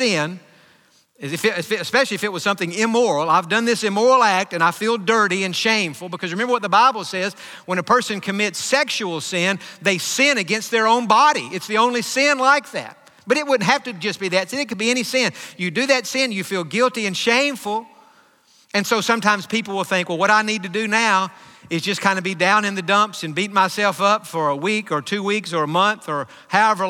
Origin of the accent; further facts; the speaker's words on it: Hopkins County, East Texas, United States; moved away; growing up in Hopkins County, which in the 80s was the dairy capital of the world, over 500 dairies in Hopkins County